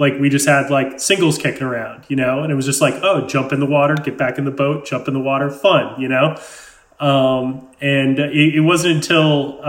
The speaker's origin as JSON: {"language": "English", "town": "Amherst", "region": "Massachusetts", "country": "United States", "tie": "born or raised there", "said": "I grew up in Western Massachusetts in a town called Amherst. It's a five college area."}